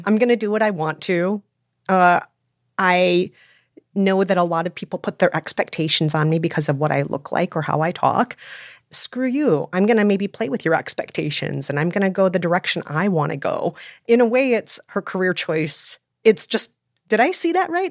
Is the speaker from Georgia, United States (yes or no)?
no; Minnesota, United States; also born or lived in South Korea; I was born in Korea, and I was adopted as a baby, raised in Minnesota